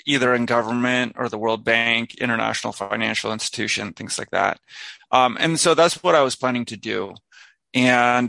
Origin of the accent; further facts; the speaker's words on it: California, United States; also born or lived in Washington, D.C.; now in Hawaii, United States; I'm originally from California